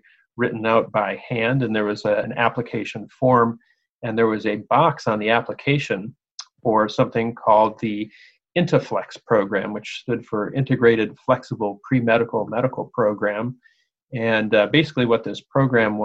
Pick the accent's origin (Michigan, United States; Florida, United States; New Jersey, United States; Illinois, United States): Michigan, United States; Detroit; now in Pittsburgh, United States; I grew up right outside of Detroit, Michigan. So I'm a Detroiter